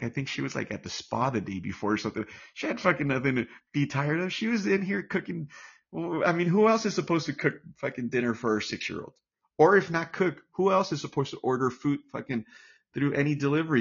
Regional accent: United States; I'm American

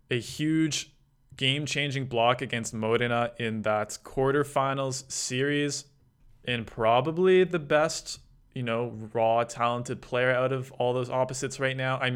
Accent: Canada; It's a bit frustrating to watch as a Canadian fan

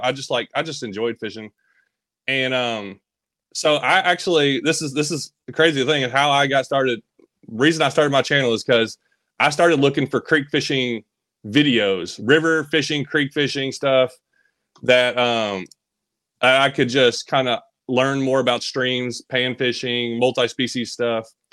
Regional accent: Bowling Green, Kentucky, United States; also born or lived in Tennessee; I always lived in Kentucky and Tennessee. Uh, I was born in Bowling Green area

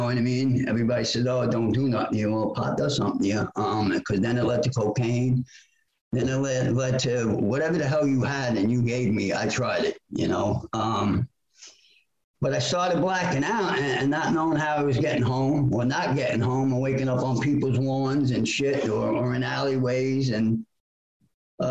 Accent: New York City, New York, United States; born and raised in Brooklyn, New York

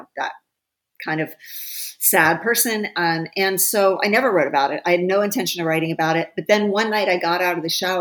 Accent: Ohio, United States; my hometown in Ohio

